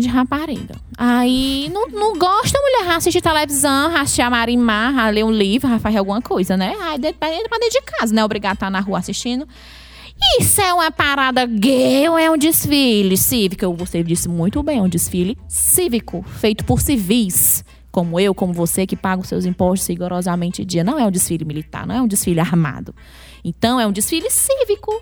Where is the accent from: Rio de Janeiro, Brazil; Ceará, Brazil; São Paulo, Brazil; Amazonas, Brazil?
Ceará, Brazil; Maranguape; eu sou do Maranguape, imediatamente as pessoas já associam. Ah, é a terra do Chico Anísio